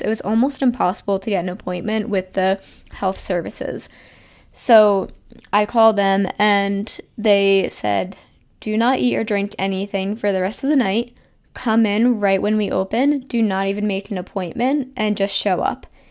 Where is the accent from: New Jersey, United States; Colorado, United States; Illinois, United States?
New Jersey, United States; moved away as an adult; also born or lived in Pennsylvania / Miami; I'm from New Jersey